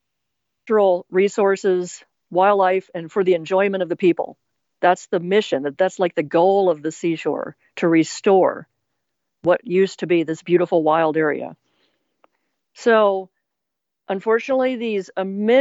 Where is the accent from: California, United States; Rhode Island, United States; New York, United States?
California, United States; Bay Area; growing up in the Bay Area